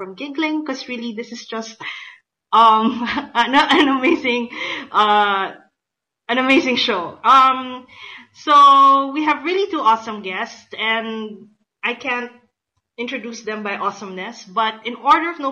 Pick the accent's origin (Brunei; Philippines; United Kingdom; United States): Philippines; I'm from the Philippines